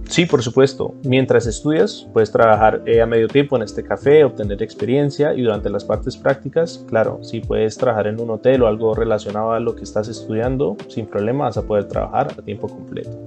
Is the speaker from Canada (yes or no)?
yes; Vancouver, British Columbia, Canada; also born or lived in Bogotá, Colombia / United States; yo nací en Bogotá, Colombia. Mi familia salió del país cuando yo tenía apenas seis años. Pasamos un par de años en los Estados Unidos y finalmente llegamos a Vancouver, Canadá en el 2002 y es donde crecí la mayor parte de mi vida.